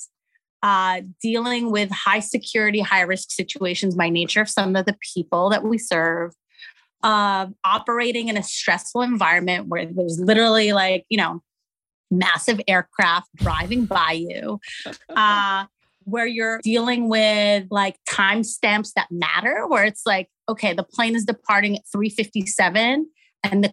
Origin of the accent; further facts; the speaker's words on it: Abu Dhabi, United Arab Emirates; moved away as an adult; also born or lived in Algeria / Montreal, Canada; So I'm Algerian, was born in Algeria, grew up in Abu Dhabi, went to college in Montreal, Canada